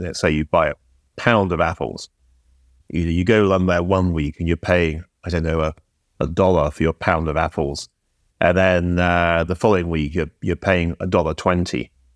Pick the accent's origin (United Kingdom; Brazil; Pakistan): United Kingdom; I'm British